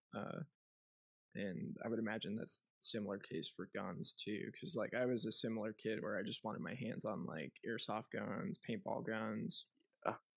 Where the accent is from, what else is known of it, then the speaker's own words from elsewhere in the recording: just north of Chicago, Illinois, United States; I grew up in commie land, uh, oh. where there was no guns, and just north of Chicago.